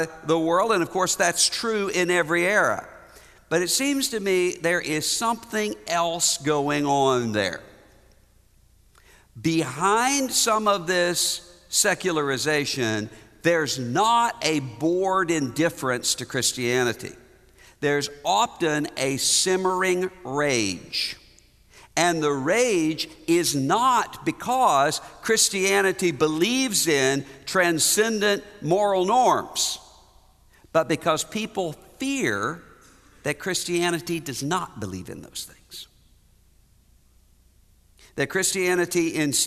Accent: Biloxi, Mississippi, United States; my hometown, Biloxi, Mississippi

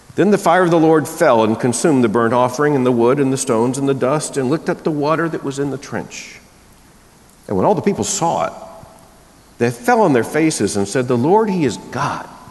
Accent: the South, United States; I grew up deep in the Southern Baptist Convention, which meant deep in Southern culture, and Southern culture is not friendly to the linguistic construction known as a diphthong.

